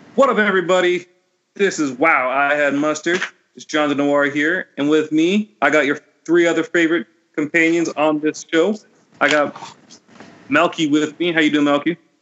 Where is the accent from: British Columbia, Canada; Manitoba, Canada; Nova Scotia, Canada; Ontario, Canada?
Ontario, Canada; Burlington; growing up in Burlington, growing up as a child, like in like suburbs on Ontario